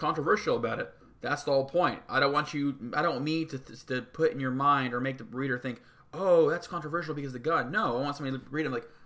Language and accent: English; Oklahoma, United States; somebody from Oklahoma